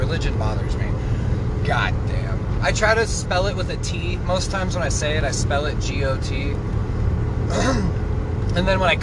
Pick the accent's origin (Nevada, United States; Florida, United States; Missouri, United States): Nevada, United States; I'm from Nevada